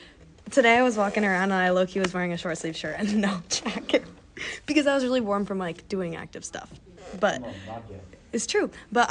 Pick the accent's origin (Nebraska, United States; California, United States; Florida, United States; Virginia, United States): Nebraska, United States; moved away as an adult; now in Evanston, United States; Well, I'm from Nebraska, and it gets really cold there.